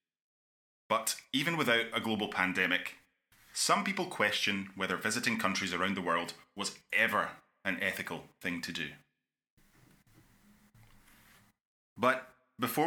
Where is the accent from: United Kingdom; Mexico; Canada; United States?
United Kingdom; Scotland; my home country of Scotland